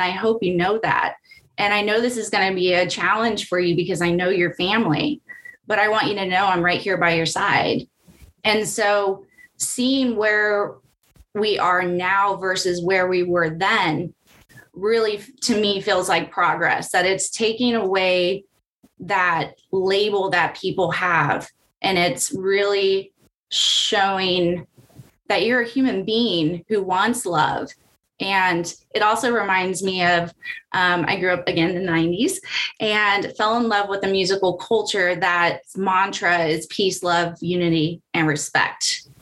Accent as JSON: {"language": "English", "region": "California", "country": "United States", "tie": "born or raised there", "said": "I grew up in California that was more forward thinking"}